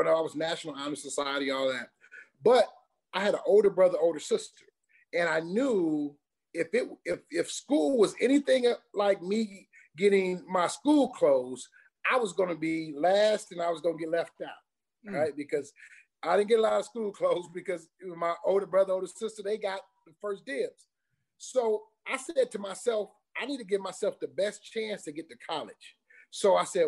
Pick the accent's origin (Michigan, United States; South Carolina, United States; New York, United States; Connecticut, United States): Michigan, United States; Detroit; moved away as an adult; also born or lived in Notre Dame, Indiana / Pittsburgh; I am from Detroit, Michigan, the D. That's home.